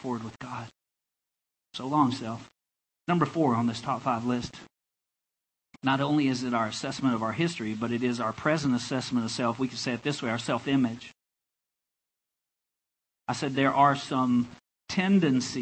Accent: Enola, Arkansas, United States; moved away as an adult; also born or lived in Louisiana; now in Blacksburg, United States; That's where I'm from. Enola is where I went to high school. It's a place in the state called Arkansas.

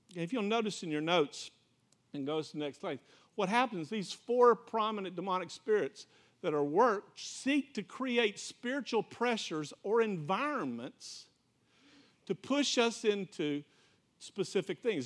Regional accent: Florida, United States; I'm from Florida

